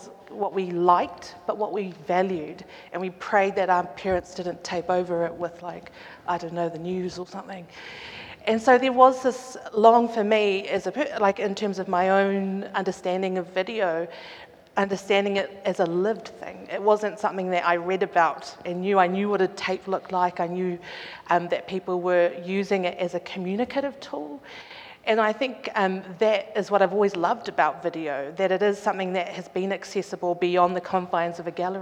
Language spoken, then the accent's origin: English; Auckland, New Zealand; I grew up in Auckland in the late 80s, 90s